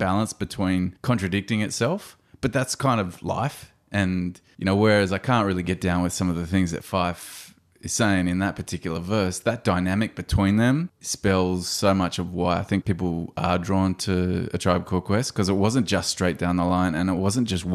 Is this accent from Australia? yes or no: yes; Blue Mountains, New South Wales, Australia; also born or lived in Campbelltown, New South Wales; as a little white kid growing up in the Blue Mountains, born in Campbelltown, over to the Blue Mountains